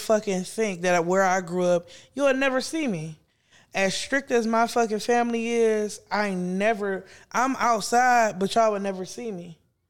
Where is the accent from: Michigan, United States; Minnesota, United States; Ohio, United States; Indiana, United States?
Ohio, United States; East Cleveland; But I grew up in East Cleveland around that area.